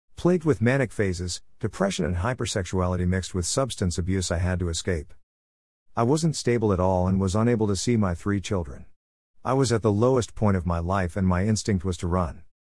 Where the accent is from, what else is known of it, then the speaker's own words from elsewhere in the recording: South Carolina, United States; back to South Carolina. It was snowing when my bus pulled up to my home state